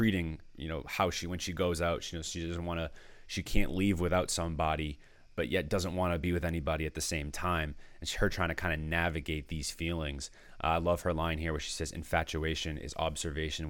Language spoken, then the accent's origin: English; Danvers, Massachusetts, United States; I grew up in Danvers, Massachusetts